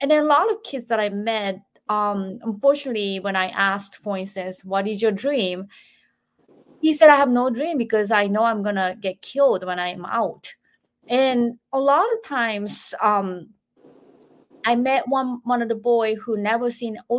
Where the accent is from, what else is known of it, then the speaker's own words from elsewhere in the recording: Japan; moved away as an adult; now in United States; I'm 47 years old, I'm from Japan